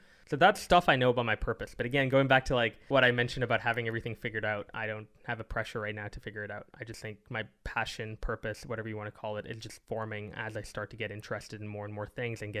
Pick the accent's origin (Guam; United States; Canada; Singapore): Singapore; I lost to Singapore, which is where I'm born. So it's kind of sad to lose to your home country, in my home country